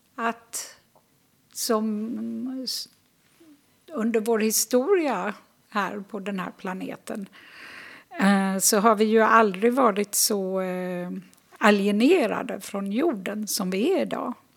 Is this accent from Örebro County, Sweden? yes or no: no; Gothenburg, Västra Götaland, Sweden; moved away as an adult; also born or lived in Jerusalem / Sörmland / Österlen; Jag är född och uppvuxen i Göteborg